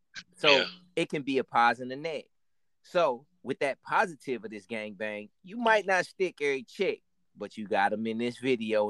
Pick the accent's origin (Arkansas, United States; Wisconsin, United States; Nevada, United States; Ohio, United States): Wisconsin, United States; Milwaukee; Milwaukee just won their NBA championship. That's my hometown.